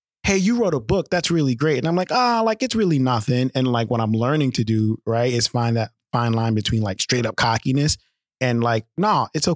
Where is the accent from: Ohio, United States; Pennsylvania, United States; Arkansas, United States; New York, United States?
New York, United States; New York City; growing up in Brooklyn